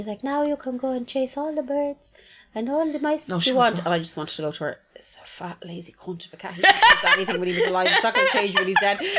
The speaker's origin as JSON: {"language": "English", "country": "Ireland", "said": "We're Irish."}